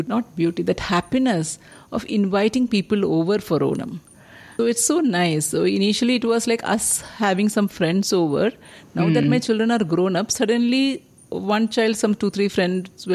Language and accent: English; Kerala, India; moved away as an adult; now in Bangalore, India; I grew up in Kerala.